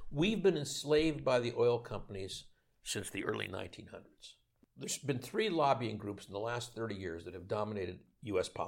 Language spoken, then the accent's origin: English; Canada; now in United States; I want to speak as a Canadian.